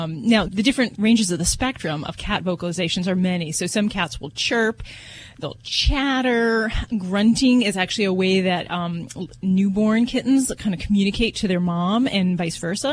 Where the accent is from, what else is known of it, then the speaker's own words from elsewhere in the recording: Las Vegas, Nevada, United States; I'm from Vegas